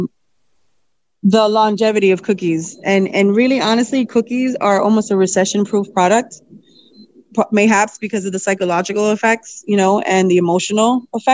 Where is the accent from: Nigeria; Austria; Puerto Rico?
Puerto Rico; now in Springfield, United States; I'm from Puerto Rico, so we eat a lot of flan and guava